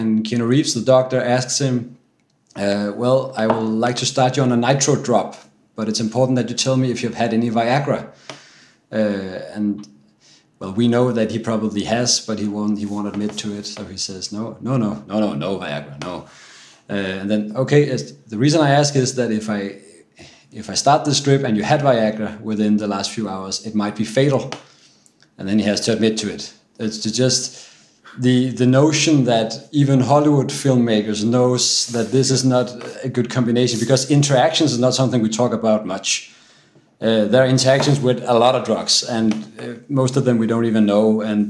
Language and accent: English; Denmark; English is a second language; from Denmark, and I'm at the Copenhagen University Hospital, Herlev and Gentofte.